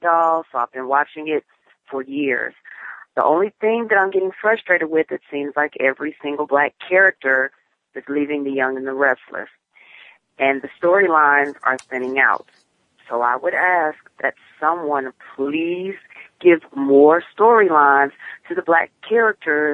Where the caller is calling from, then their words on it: Edmond, Oklahoma, United States; I'm calling from Edmond, Oklahoma